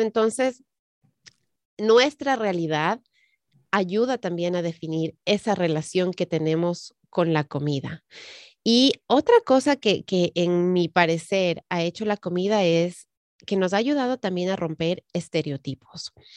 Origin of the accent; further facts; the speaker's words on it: Ecuador; now in United States; yo que crecí en el Ecuador